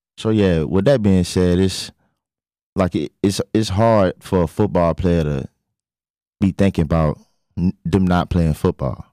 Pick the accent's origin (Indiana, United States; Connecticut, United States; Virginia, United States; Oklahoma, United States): Virginia, United States; Richmond; I'm from Richmond, Virginia